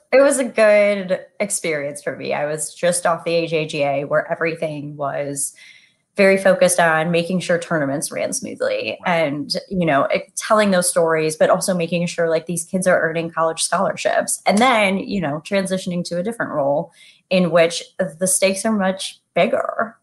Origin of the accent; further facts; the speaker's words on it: Toledo, Ohio, United States; also born or lived in Indiana; I grew up playing in Toledo, Ohio